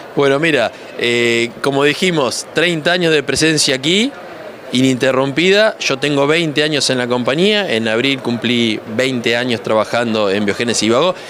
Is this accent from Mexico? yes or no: no; Escobar, Buenos Aires Province, Argentina; Soy argentino, nacido en Escobar, una ciudad muy cerca de Garín